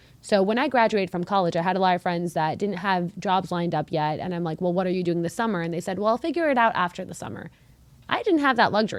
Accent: Canada; I'm Canadian, which means I have access to getting some easier visas, which is pretty cool.

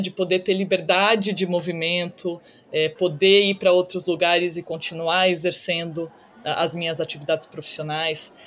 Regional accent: Brazil; moved away as an adult; also born or lived in United States / China; retornando ao Brasil aos 24 anos, eu acabei passando oito anos fora do Brasil, do início da faculdade

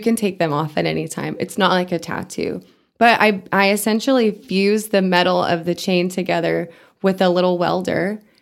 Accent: Amarillo, Texas, United States; also born or lived in Canada / Europe / South Dakota; I grew up in Amarillo

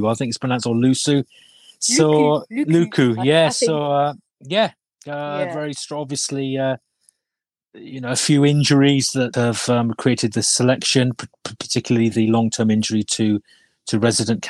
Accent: Wales, United Kingdom; as a Welshman

